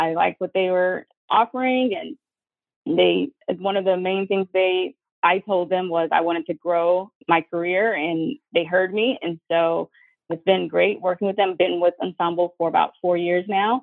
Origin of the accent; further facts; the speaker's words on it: Atlanta, Georgia, United States; moved away; also born or lived in New York; I'm originally from Atlanta, Georgia